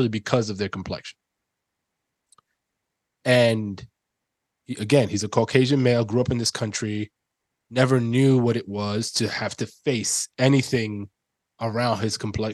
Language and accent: English; New York City, New York, United States; moved away; my own experience growing up in the Bronx